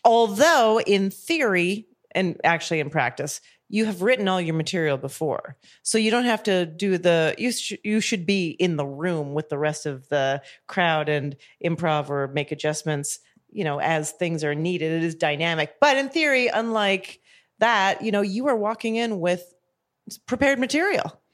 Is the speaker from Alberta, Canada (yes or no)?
yes; Calgary, Alberta, Canada; moved away as an adult; also born or lived in Montreal; I grew up in Calgary, Alberta, Canada